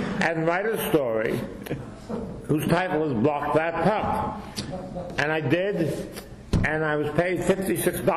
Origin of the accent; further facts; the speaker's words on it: New York City, New York, United States; I was from Brooklyn, I was a Brooklyn Dodgers fan